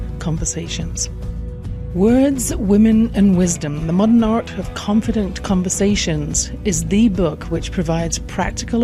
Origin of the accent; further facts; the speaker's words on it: England, United Kingdom; I grew up in England in a house